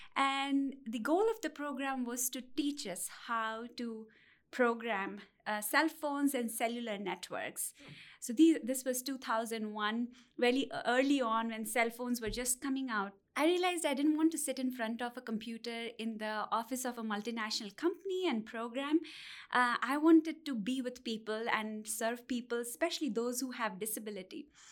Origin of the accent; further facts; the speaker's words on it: India; moved away as an adult; I'm originally from India